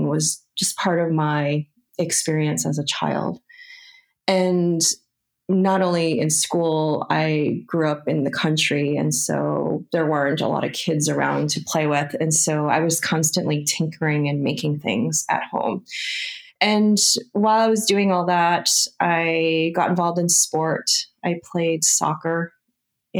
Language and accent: English; Hudson Valley, New York, United States; So I grew up in the Hudson Valley of New York State, and I was in a middle class family